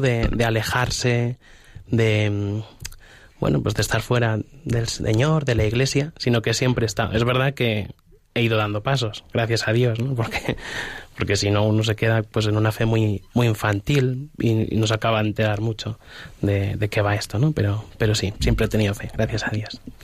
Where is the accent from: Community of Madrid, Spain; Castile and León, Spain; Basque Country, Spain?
Community of Madrid, Spain; Humanes de Madrid; yo siempre he sido un chaval de, parroquia, yo soy de, Humanes de Madrid y, en mi parroquia